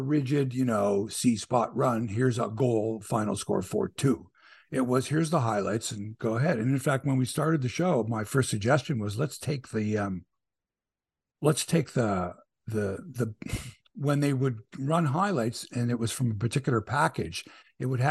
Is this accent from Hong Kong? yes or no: no; Toronto, Ontario, Canada; we're from Toronto.